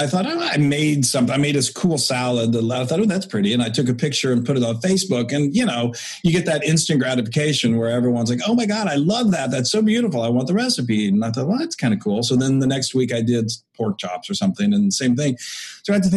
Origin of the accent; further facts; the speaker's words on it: Texas, United States; growing up in Texas